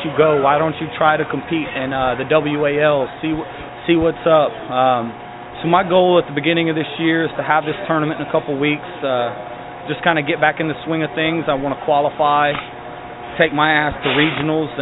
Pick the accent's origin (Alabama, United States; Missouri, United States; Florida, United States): Alabama, United States; Sylacauga; Alabama, Sylacauga